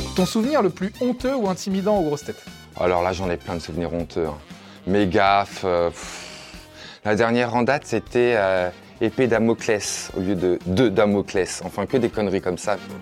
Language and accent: French; Le Mans, Pays de la Loire, France; je viens du Mans